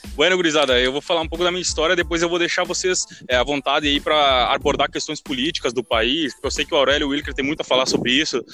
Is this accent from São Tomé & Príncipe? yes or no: no; Uruguay; now in Brazil; eu saí em 2010 do Uruguai